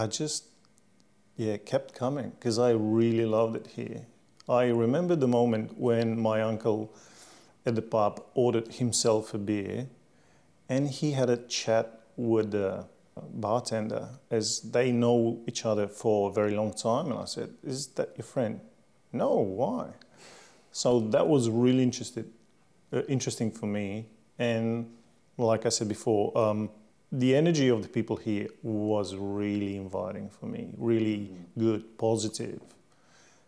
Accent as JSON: {"language": "English", "country": "Slovenia", "tie": "born or raised there", "second_language": "English", "moved": "as an adult", "lives_now": "Australia", "said": "We are very close to the lake, biggest lake in Slovenia as well. The one is where I come from is quite well known"}